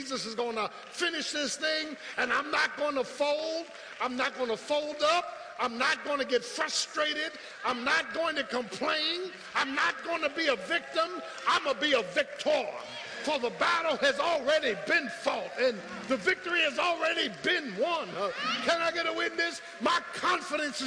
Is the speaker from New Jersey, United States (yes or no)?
no; Philadelphia, Pennsylvania, United States; moved away as an adult; I grew up in South Philly with tar and pavement